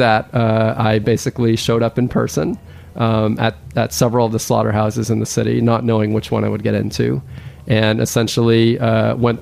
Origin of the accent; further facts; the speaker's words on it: Thailand; now in United States; I actually am an immigrant to this country. I grew up in Thailand.